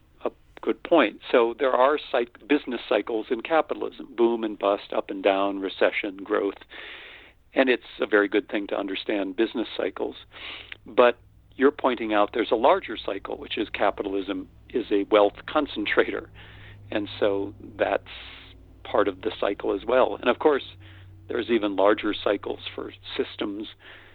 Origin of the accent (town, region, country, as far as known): North Dakota, United States; born or raised there; moved away; also born or lived in Austin, Texas